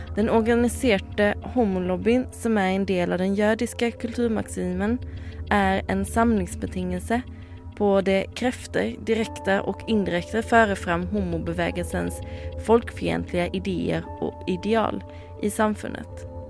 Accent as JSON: {"language": "Norwegian", "country": "Sweden", "moved": "yes", "said": "jeg er fra Sverige"}